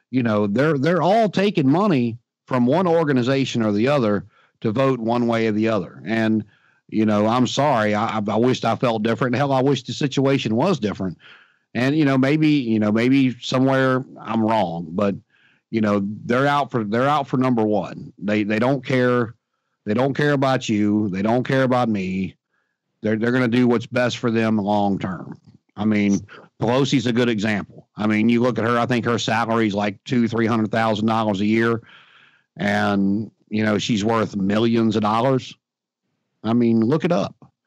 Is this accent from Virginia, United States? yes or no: yes; Martinsville, Virginia, United States; I'm from Martinsville, Virginia